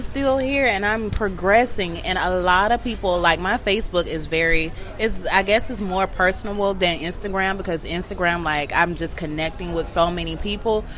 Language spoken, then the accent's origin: English; Atlanta, Georgia, United States; I'm from Atlanta. I'm from Bankhead